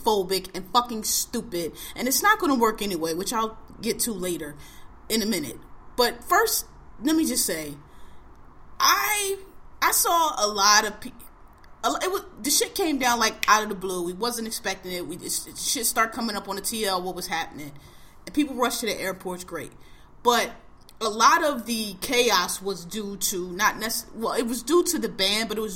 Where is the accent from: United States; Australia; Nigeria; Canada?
United States; I was born in America